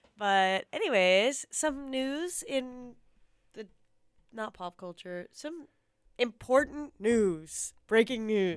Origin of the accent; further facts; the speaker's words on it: East Coast, United States; moved away; growing up on the East Coast, I feel like a lot of our slang was New York slang